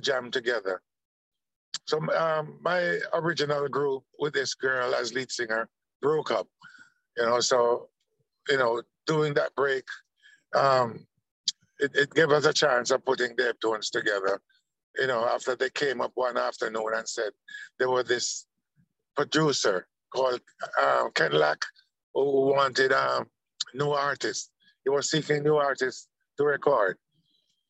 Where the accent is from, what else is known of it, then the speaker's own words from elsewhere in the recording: Kingston, Jamaica; all three of us are from Trenchtown, you know? So I was born in Trenchtown.